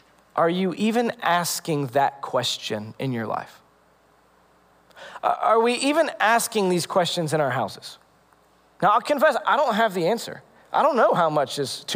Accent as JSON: {"language": "English", "country": "United States"}